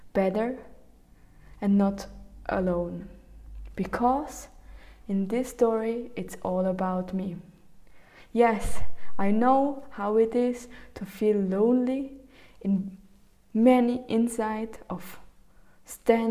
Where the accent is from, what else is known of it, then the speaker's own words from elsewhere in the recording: Zug, Switzerland; I grew up in Switzerland, in the Canton Zug, And in the small village